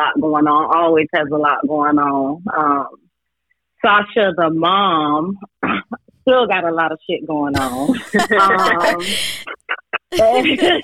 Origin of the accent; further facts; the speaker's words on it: Delray Beach, Florida, United States; I grew up in a small town called Delray Beach. It's in Palm Beach County, southern Palm Beach County